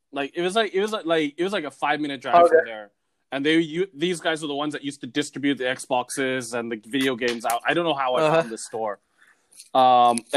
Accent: Singapore; growing up in Singapore

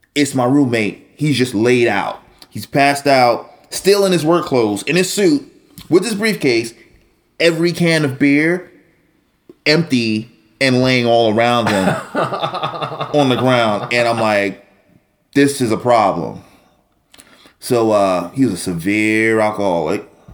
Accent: New York City, New York, United States; growing up in New York City, growing up in Brooklyn

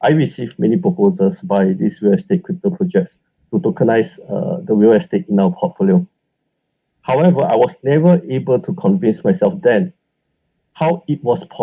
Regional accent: Singapore; I grew up in Singapore.

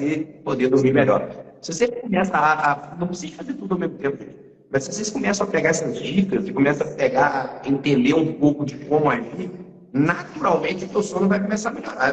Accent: Minas Gerais, Brazil; três mineiros

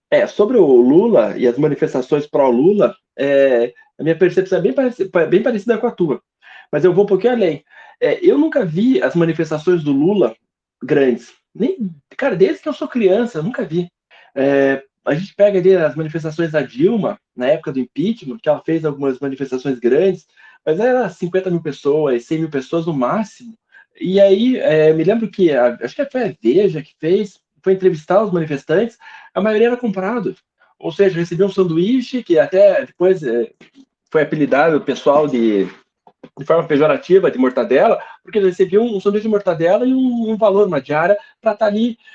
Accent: South Region, Brazil; aqui a gente é do Sul

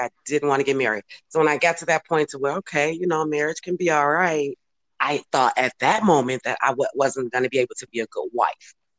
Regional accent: Chicago, Illinois, United States; moved away as an adult; now in California, United States; we're originally from Cal- uh, Chicago, but we're now here uh, located in California now.

